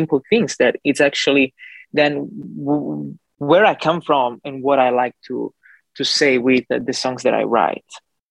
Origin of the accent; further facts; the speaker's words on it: Calabria, Italy; English is a second language; moved away as an adult; also born or lived in New York / Los Angeles; now in Fort Lauderdale, United States; I was born in Italy, Calabria, in the southern part of Italy, actually just above Sicily. And I lived there for 25 years of my life.